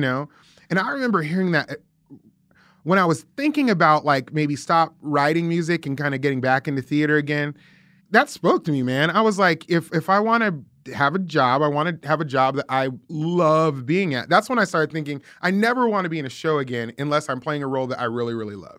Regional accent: Las Vegas, Nevada, United States; moved away as an adult; also born or lived in Scotts Valley, California; now in Nashville, United States; grew up in Las Vegas, went from Las Vegas to Scotts Valley, which is outside of Santa Cruz

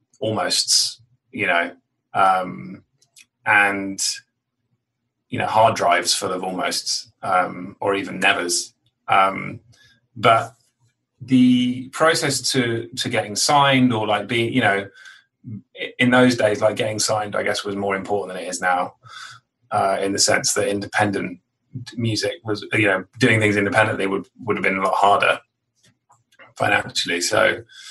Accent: London, United Kingdom; now in New York, United States; I grew up in London, sort of like on the out. I mean, actually, you say London or the countryside. It was kind of halfway between, you know, I was stuck in the middle of both, really, on the outskirts of London.

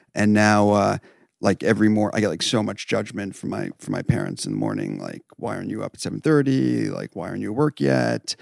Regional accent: New York, United States; Twenty-eight, uh, from New York

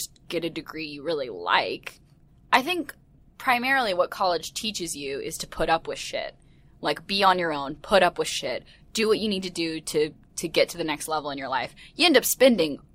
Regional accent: the South, United States; moved away; I was from very strict South where you did the exact same thing

